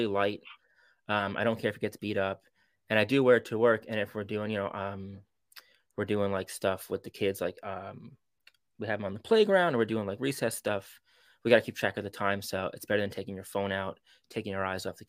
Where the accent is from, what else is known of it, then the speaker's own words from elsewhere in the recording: New York City, New York, United States; also born or lived in Manhattan; now in Long Island, United States; I was born in Manhattan, like on Manhattan Island proper, but I grew up in Queens, and I moved out further out onto Long Island when I was about 11 or 12, and I've been out here ever since